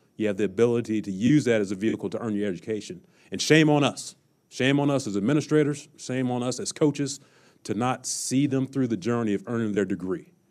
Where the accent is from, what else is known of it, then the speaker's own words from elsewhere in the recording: Kansas City, United States; moved away; when I was a young kid growing up in Kansas City